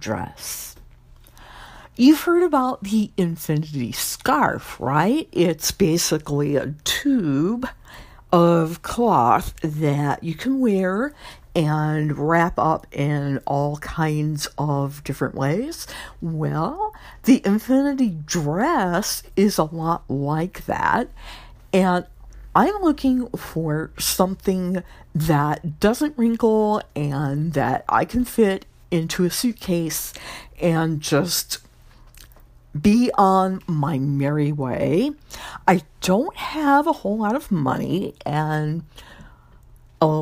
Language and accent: English; Louisiana, United States; Miss Louisiana, my home state